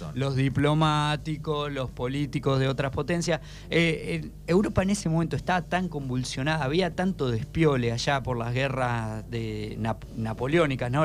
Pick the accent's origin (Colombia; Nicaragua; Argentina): Argentina; Nuestro país